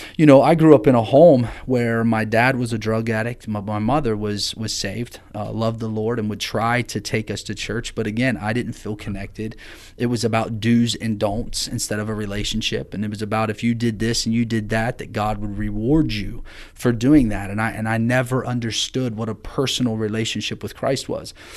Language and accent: English; Amanda, Ohio, United States; I grew up in Amanda, Ohio